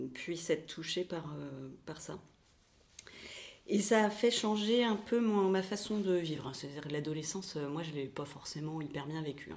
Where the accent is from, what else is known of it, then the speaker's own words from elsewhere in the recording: Pantin, Île-de-France, France; now in Nantes, France; j'ai grandi euh, à Pantin, dans le 93.